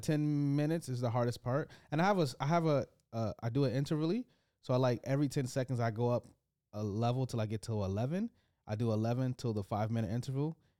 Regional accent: United States; as an American man.

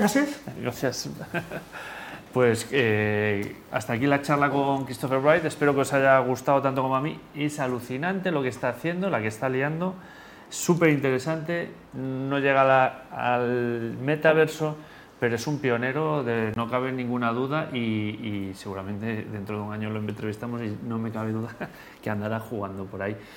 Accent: Spain; en España somos muy lentos

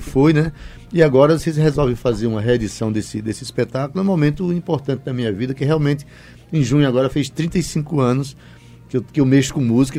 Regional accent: São Vicente Ferrer, Brazil; da minha terrinha, São Vicente Ferrer

